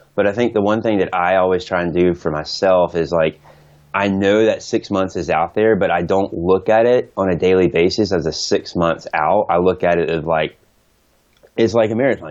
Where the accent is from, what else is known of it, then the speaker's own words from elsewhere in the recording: Atlanta, Georgia, United States; now in Oregon, United States; my hometown